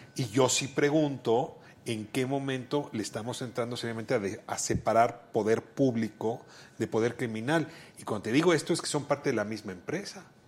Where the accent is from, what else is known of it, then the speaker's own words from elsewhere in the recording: Mexico City, Mexico; yo nací en Amiscuac